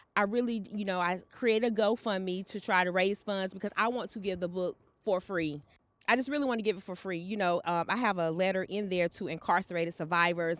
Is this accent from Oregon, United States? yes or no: no; Charlotte, North Carolina, United States; also born or lived in Florence, South Carolina; I was raised in Charlotte, but I was born in Florence, South Carolina